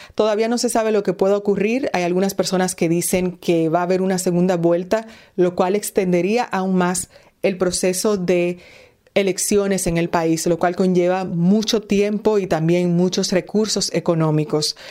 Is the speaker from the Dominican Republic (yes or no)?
yes; Dominican Republic